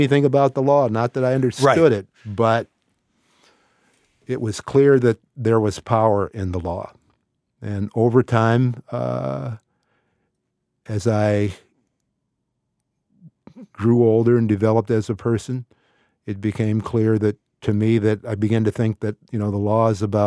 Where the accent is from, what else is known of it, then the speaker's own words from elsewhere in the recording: Canton, Ohio, United States; somebody like me growing up in Canton, Ohio